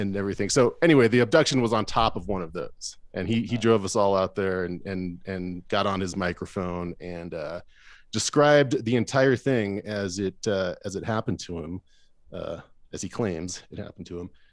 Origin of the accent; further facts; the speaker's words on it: Arizona, United States; I grew up in Arizona